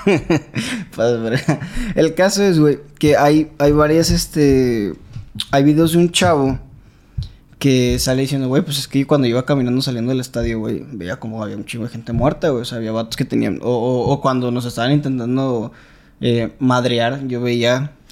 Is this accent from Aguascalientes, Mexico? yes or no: no; Veracruz, Mexico; nosotros somos jarochos